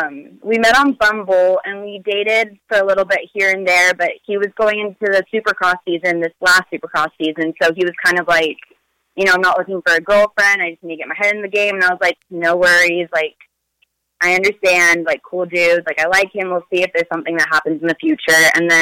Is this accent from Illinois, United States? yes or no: no; Bay Area, California, United States; moved away; I'm originally from the Bay Area